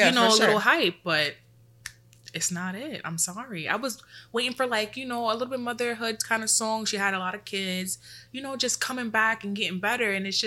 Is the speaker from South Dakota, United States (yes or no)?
no; New York City, New York, United States; I'm from Brooklyn.